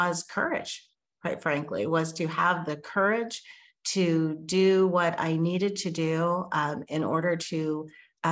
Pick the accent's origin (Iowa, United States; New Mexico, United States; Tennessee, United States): New Mexico, United States; moved away as an adult; also born or lived in Oakland, California / Washington, D.C. area; I grew up in New Mexico, and so I did go to college there.